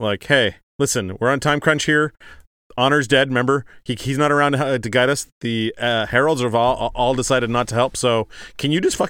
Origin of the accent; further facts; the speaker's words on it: Ottawa, Ontario, Canada; I'm from Ottawa, I'm Ontario, from Canada.